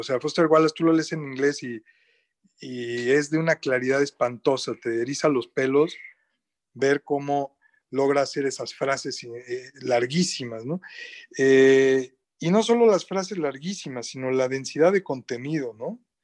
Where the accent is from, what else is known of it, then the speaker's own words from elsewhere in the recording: Mexico City, Mexico; yo soy chilango, como bien dijiste, o sea, de la Ciudad de México